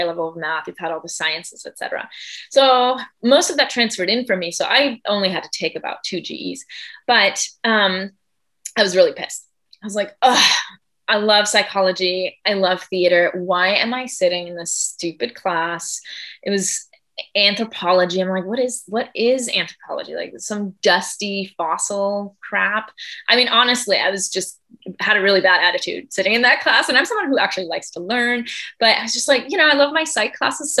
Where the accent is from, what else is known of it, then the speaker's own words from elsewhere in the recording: Germany; moved away as an adult; also born or lived in Michigan, United States / Spain / Argentina; now in California, United States; I was born and raised in Germany, but then I lived for 3 years in Michigan when I was 7 till I was 10